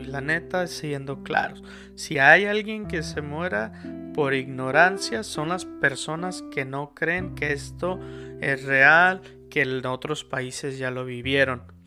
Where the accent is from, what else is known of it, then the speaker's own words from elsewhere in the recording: Mexico; somos mexicanos